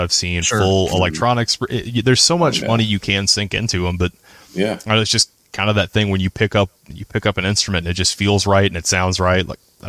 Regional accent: the South, United States; also born or lived in Louisiana; growing up in the South, you play in church bands and stuff.

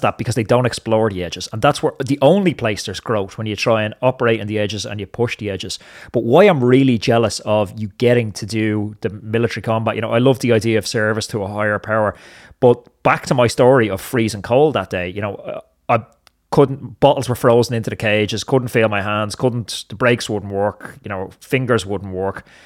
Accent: Ireland

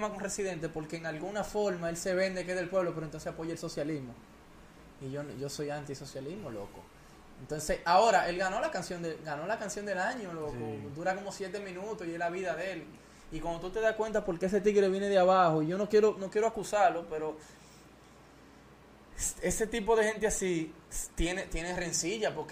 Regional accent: Puerto Rico; moved away; Yo nací en Puerto Rico. Y, yo voy mucho a Puerto Rico y, tengo familia

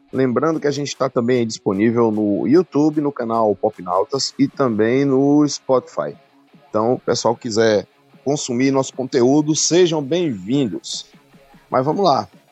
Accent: Bahia, Brazil; antigamente lá na minha cidade, né, de que é aqui hum. na Bahia

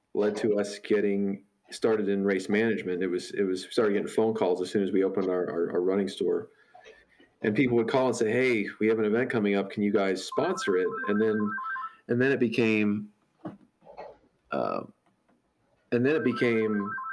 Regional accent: St. Louis, Missouri, United States; I grew up in St. Louis, uh, just outside in in, a, in the suburbs

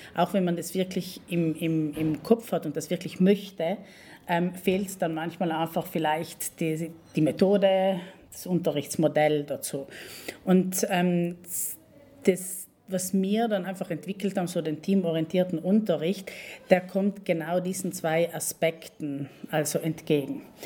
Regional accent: Val Gardena, South Tyrol, Trentino-Alto Adige, Italy; moved away as an adult; now in Bolzano, Italy; ich bin Südtirolerin, eigentlich gebürtig von ähm, Gröden, aus Gröden

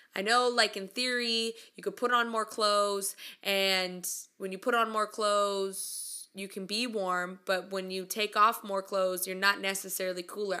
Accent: California, United States; moved away as an adult; also born or lived in Oklahoma / Midwest South; I'm from California

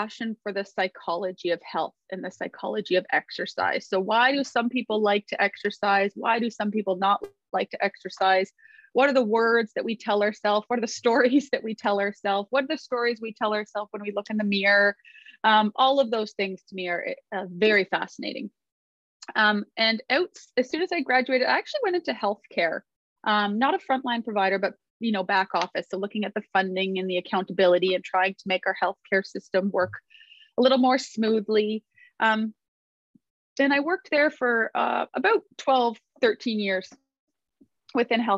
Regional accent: outside Toronto, Ontario, Canada; I live outside of Toronto, Ontario, Canada, and I've lived in this area most of my life

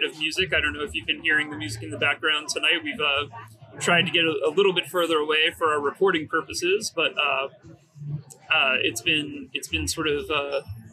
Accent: Metairie, Louisiana, United States; now in California, United States; I grew up in Metairie.

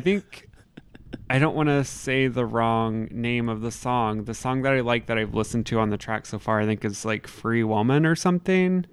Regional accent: Southern Indiana, United States; me being the white person growing up in Southern Indiana

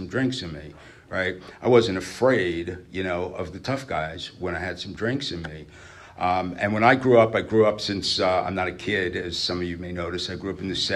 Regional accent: New York City, New York, United States; moved away; I'm not from here originally. I grew up in New York. I was born in Brooklyn

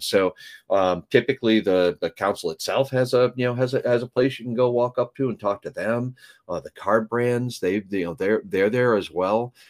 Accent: Canada; moved away; I was born in Canada

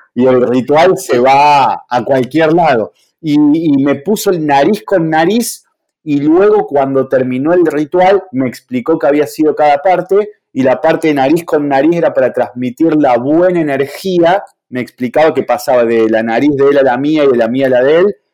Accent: Argentina; aquí en Argentina

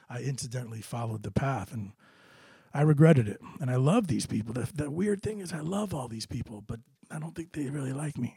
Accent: New Britain, Connecticut, United States; New Britain, my hometown

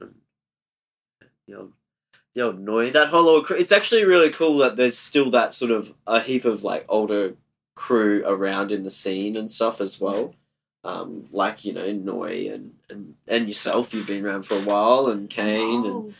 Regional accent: Cairns, Queensland, Australia; I grew up in Cairns, so I'm used to the heat.

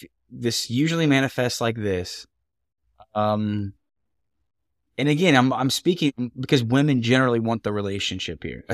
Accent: Ohio, United States; You're from Portugal. I'm from Redneckville, Ohio. We do not have gondolas.

